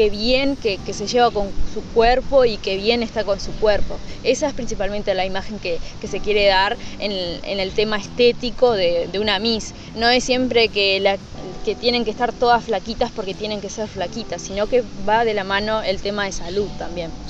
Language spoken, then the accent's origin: Spanish; Uruguay; Exactamente, siempre, siempre el uruguayo.